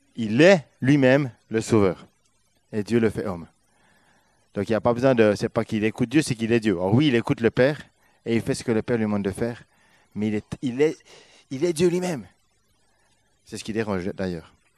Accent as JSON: {"language": "French", "country": "Switzerland", "moved": "as an adult", "said": "On a quitté notre Suisse pour être là"}